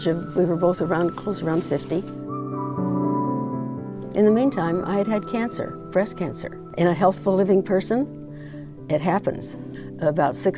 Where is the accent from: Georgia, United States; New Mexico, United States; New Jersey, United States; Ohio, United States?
New Mexico, United States; also born or lived in Northern California; now in Loma Linda, United States; I was born in New Mexico in 1930